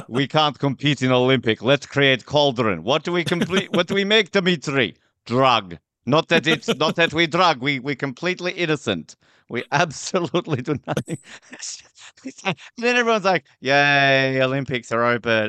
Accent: Australia; I'm from Australia

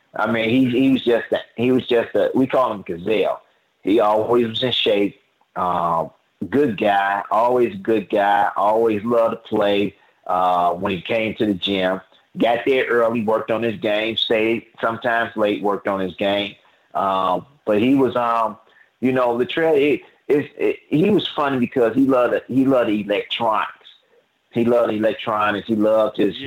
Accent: Chicago, Illinois, United States; I grew up that way in Chicago

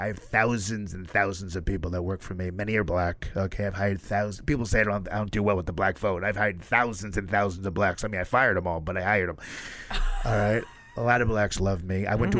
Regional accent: New York City, New York, United States; you're a New Yorker. I'm a New Yorker. I helped build this city, folks.

